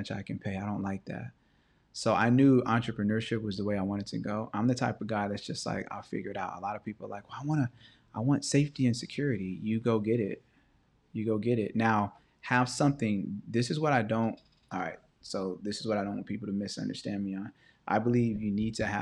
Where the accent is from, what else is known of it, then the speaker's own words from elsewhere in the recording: Los Angeles, California, United States; also born or lived in View Park, California; I grew up in Baldwin Hills. I grew up in View Park, which is a black Baldwin Hills